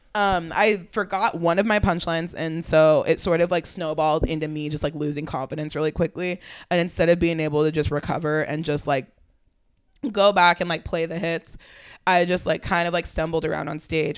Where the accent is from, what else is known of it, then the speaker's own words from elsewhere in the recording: Fremont, California, United States; also born or lived in Oakland; I grew up, I lived in Fremont. I was born in Oakland